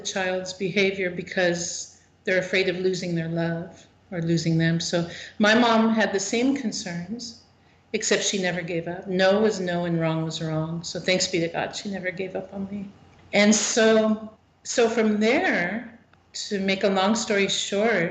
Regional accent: California, United States; I was born and raised in California, born and raised in the Catholic faith

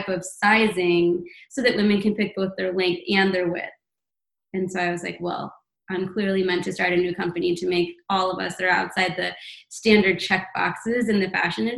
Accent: St. Louis, Missouri, United States; now in New York City, United States; I come to St. Louis, my hometown

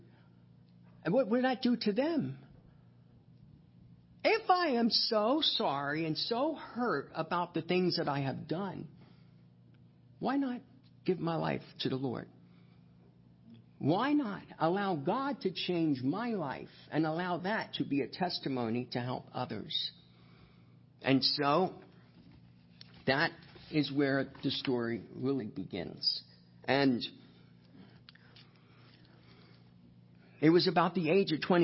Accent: Hunterdon County, New Jersey, United States; I was actually born and raised in Hunterdon County, right across the river, and raised on a farm in Rosemont about the first 7 years of my life.

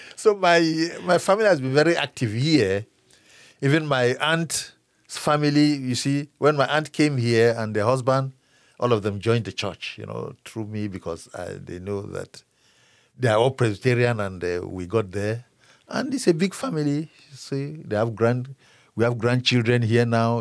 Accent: Cameroon; moved away as an adult; now in Frankfort, United States; I am originally from Cameroon, in, uh, West Africa.

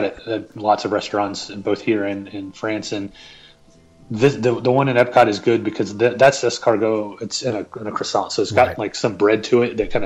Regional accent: the South, United States; I'm from the South

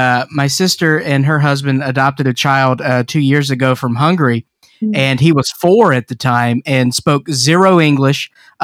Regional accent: the South, United States; accent: American South; I'm from the South, so I have purposefully not lost my accent

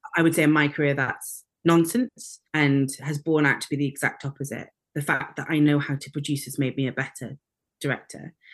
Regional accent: North Wales, United Kingdom; when I was very, very small, we moved to North Wales and I was educated in North Wales at school there and learnt Welsh.

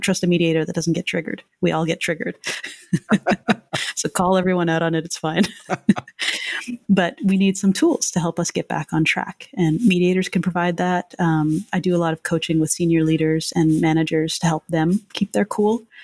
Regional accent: Canada; now in United States; I'm Canadian

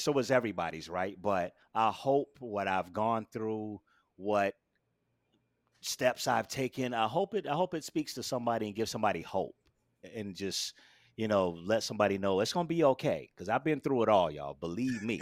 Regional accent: Daytona Beach, Florida, United States; moved away as an adult; now in Brooklyn, United States; born and raised in Daytona Beach, Florida

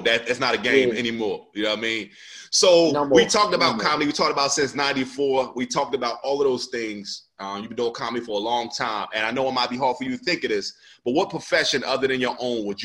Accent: New Jersey, United States; moved away as an adult; I was from Jersey

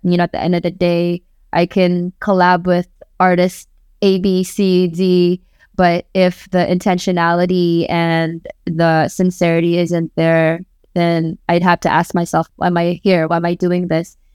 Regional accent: Bay Area, California, United States; first language Waray; English is a second language; also born or lived in Philippines / Tacloban; I grew up in the Bay

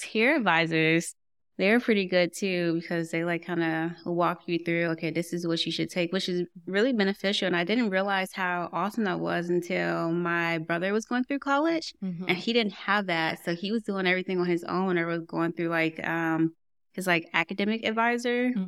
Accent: Portsmouth, Virginia, United States; I grew up in Portsmouth, Virginia.

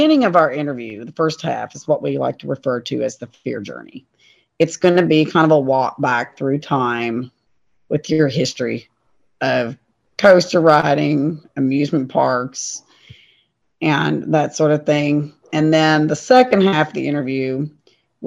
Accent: Maysville, Kentucky, United States; my hometown of Maysville, Kentucky

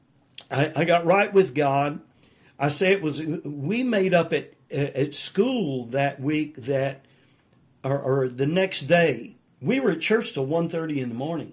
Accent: the South, United States; I was raised in the South

